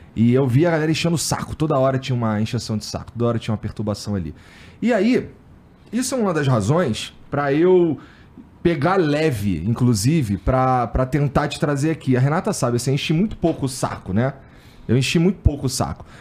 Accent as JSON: {"language": "Portuguese", "region": "Rio de Janeiro", "country": "Brazil", "said": "eu morei no Jacaré"}